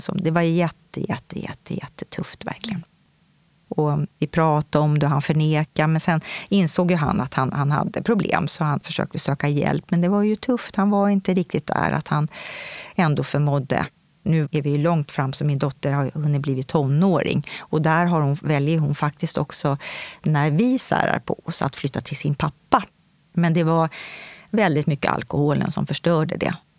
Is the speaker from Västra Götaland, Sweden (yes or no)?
no; Stockholm, Stockholm County, Sweden; Jag kommer ifrån Stockholm, södra sidan av stan